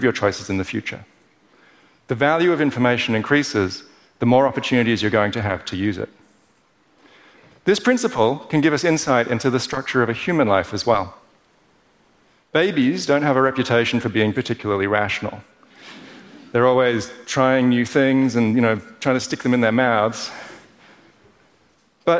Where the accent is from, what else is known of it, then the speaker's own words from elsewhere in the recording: Perth, Western Australia, Australia; Growing up in Perth as an overly cerebral kid